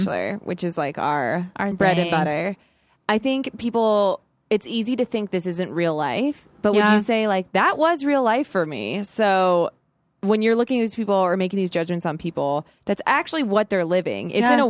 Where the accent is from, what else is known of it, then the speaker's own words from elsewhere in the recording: Arizona, United States; So I come from Arizona and I had Dietrich who, he is an old soul.